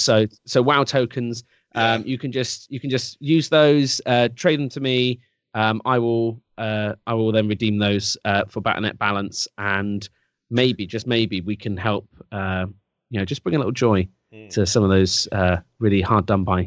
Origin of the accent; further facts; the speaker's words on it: England, United Kingdom; I'm English